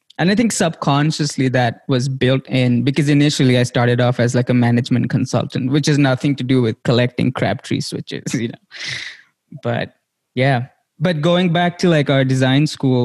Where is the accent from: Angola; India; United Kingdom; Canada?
India; now in United States; growing up in India